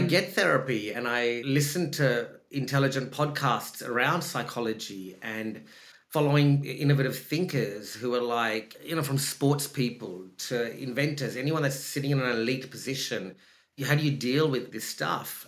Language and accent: English; Australia; accent: Australian; also born or lived in Sri Lanka; if you hear my voice, I'm Australian. My voice is Australian